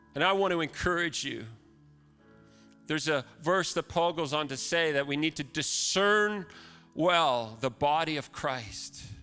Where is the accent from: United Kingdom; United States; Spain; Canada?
Canada; as a Canadian